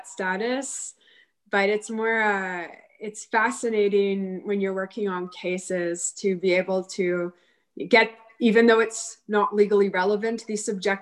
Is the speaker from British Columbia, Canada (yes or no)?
no; Ottawa, Ontario, Canada; I'm born and raised in Ottawa